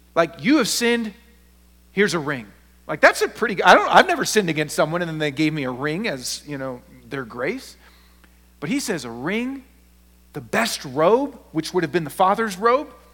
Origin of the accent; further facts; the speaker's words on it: Seattle, Washington, United States; I'm not from the South, I'm from Seattle